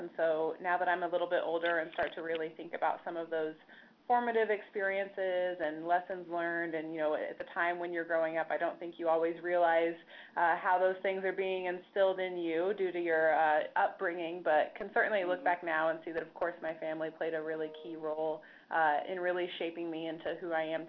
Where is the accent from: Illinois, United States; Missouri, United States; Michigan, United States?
Missouri, United States; Neosho; also born or lived in Springfield, Missouri; I'm originally from Southwest Missouri, and so grew up in the Neosho, Joplin area.